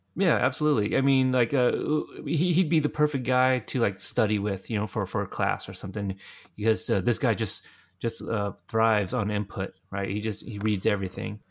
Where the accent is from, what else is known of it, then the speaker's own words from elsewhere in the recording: Texas, United States; when people ask me where I'm from, I go Texas